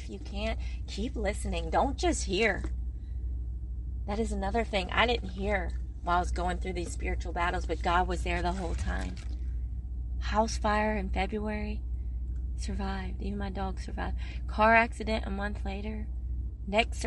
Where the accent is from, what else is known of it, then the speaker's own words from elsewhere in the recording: Okinawa, Japan; I was born in Okinawa, Japan